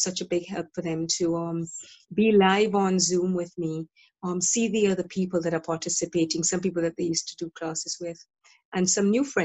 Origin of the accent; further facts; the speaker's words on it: Dominica; now in Brighton and Hove, United Kingdom; I'm originally from Dominica